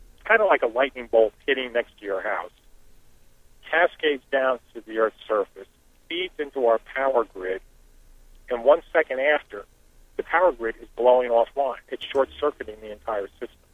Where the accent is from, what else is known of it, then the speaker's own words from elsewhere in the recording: Black Mountain, North Carolina, United States; my hometown of Black Mountain